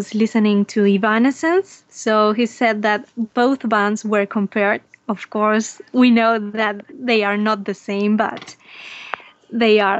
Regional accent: Argentina; I'm from Argentina, a little bit far away from you guys

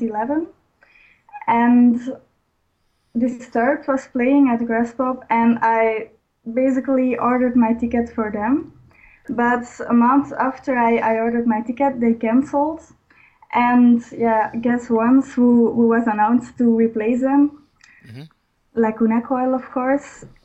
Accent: Belgium; I am a girl from Belgium.

